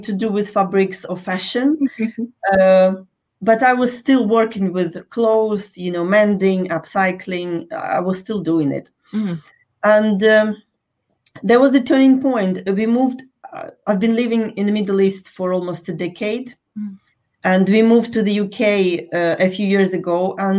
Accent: Ukraine; moved away; I was born in Ukraine, in case you're wondering what's up with my accent.

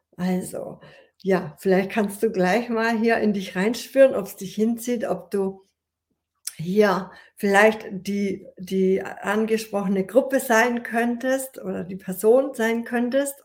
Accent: Ulm, Baden-Württemberg, Germany; ich wollte die Schauspielschule hier an meinem Heimatort in Ulm besuchen

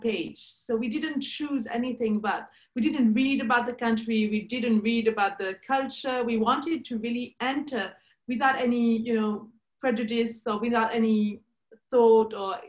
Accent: Switzerland; moved away as an adult; we're from Switzerland

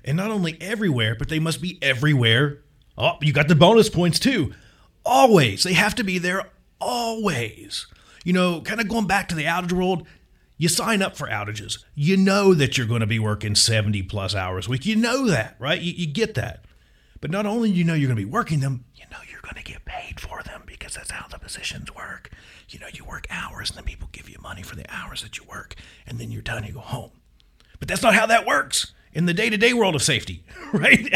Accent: Virginia, United States; moved away as an adult; my hometown in Virginia

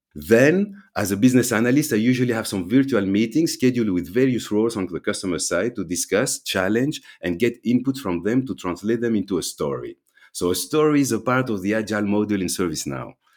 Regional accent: Belgium; also born or lived in London / Amsterdam / Thessaloniki, Greece; So my family's from Greece, but I was born and raised here in Belgium.

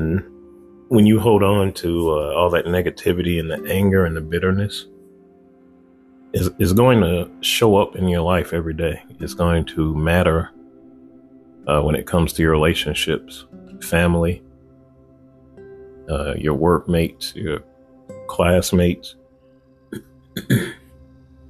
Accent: Chicago, Illinois, United States; I was born in Chicago

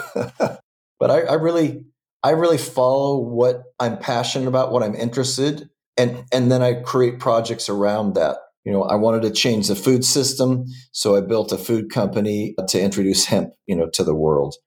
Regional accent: Southern California, United States; also born or lived in Washington State; I was born and raised in in Southern California.

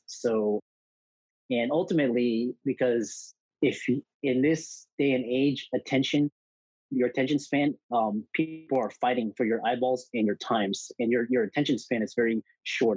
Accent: Houston, Texas, United States; I grew up in Houston, Texas

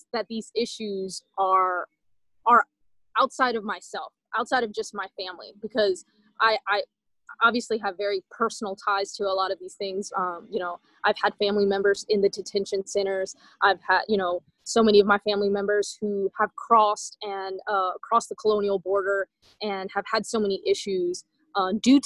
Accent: Southern Louisiana, United States; I was raised in Southern Louisiana, and I was one of the very few people from El Salvador that I knew

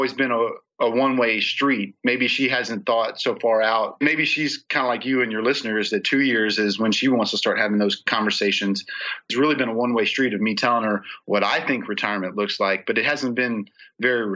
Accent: Charleston, South Carolina, United States; moved away; my hometown of Charleston, South Carolina

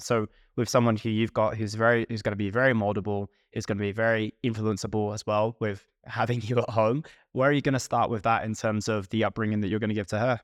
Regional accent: United Kingdom; we're both British

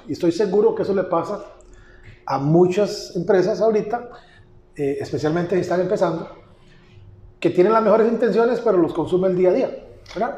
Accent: Pérez Zeledón, San José, Costa Rica; yo estudié en San José y cuando regresé a Pérez, a, la ciudad donde yo nací, a establecer la empresa

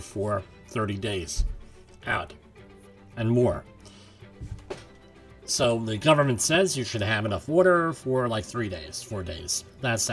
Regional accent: New York, United States; my home state of New York

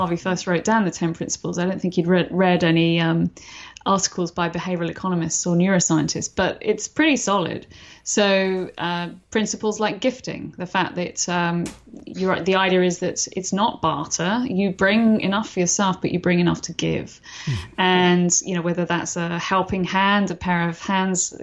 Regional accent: London, United Kingdom; London, which is where I'm from originally, as you can tell from my accent

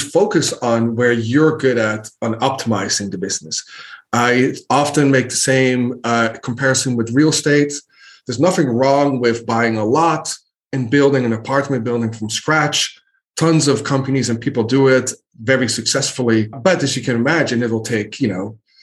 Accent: Netherlands; moved away as an adult; now in United States; I grew up in Holland, the Netherlands, moved to the States 12, 13 years ago

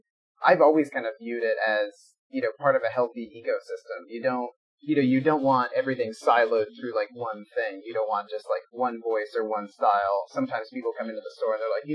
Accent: Des Moines, Iowa, United States; I am roughly 6 blocks from the hospital I was born in, so geographically I have not come very far in life. I grew up right outside Des Moines

